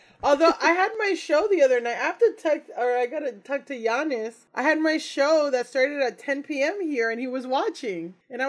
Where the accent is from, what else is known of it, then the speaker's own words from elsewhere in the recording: Hollywood, Florida, United States; moved away as an adult; also born or lived in Orange County, California / Japan / Dominican Republic (parents); now in New York, United States; I grew up outside of Miami, in Florida. It's technically not Miami, but it's like the greater Miami area. Mm-hmm. But it's not like a small like suburb with like one store. It's like a sprawling, you know, its own city. It's a place called Hollywood.